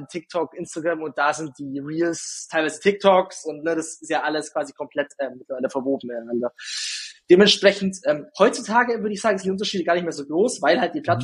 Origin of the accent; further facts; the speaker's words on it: Günzburg, Bavaria, Germany; accent: Günzburg dialect; now in Ulm, Germany; Ich komme ja nicht aus Ulm direkt, sondern man hört es ja so ein bisschen meinem. Mhm. Ich, ich habe jetzt keinen krassen Dialekt mehr, aber ich, hab, ich bekomme es nicht raus.